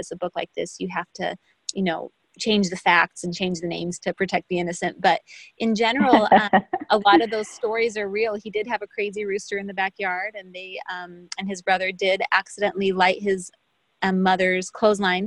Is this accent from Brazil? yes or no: yes; Brazil; moved away; I'm from Brazil